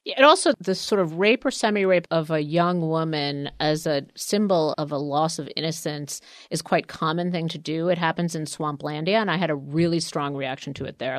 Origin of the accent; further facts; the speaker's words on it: New York City, New York, United States; I grew up in Queens